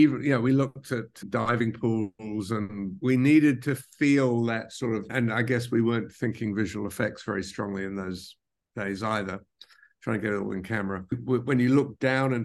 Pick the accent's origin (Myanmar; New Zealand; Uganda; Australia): New Zealand; moved away as an adult; also born or lived in London, United Kingdom; now in New York, United States; I was born in London, even though I grew up in New Zealand